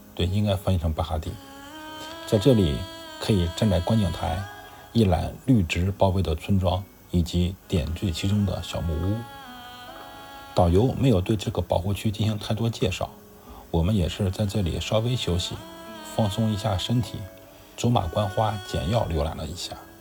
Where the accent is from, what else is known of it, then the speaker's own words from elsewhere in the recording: China; 我们中国人可以参考一下中国男足这个项目